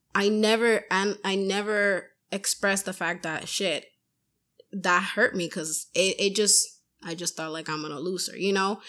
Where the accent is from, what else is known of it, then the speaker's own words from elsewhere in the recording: Puerto Rico; now in Massachusetts, United States; I'm from Puerto Rico, so we like the heat